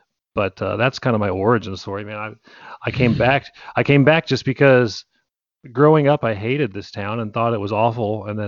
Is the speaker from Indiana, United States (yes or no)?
yes; Tipton, Indiana, United States; I grew up in Tipton. I grew up in central Indiana, with both my parents, and they were both very conservative Christian family